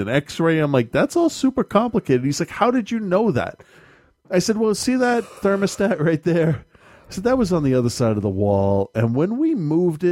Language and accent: English; New England, United States; we're from New England